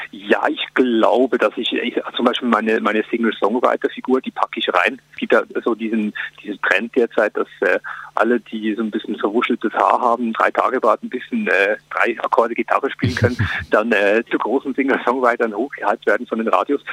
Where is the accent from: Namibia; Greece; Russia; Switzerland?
Switzerland; now in Germany; das Leben als Schweizer in Deutschland